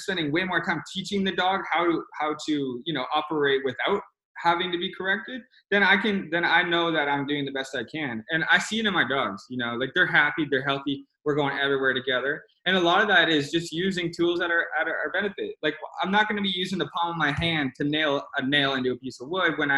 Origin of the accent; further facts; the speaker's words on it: Canada; I'm a Canadian